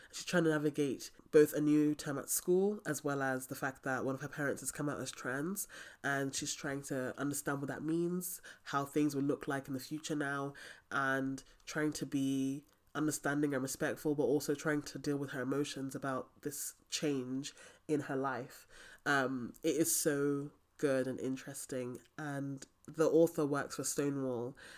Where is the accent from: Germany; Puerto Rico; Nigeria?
Nigeria; I'm Nigerian